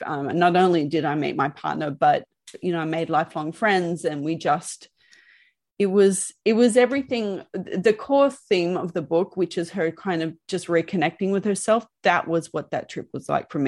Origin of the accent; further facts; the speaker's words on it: Sydney, New South Wales, Australia; now in Melbourne, Australia; I was a girl from Sydney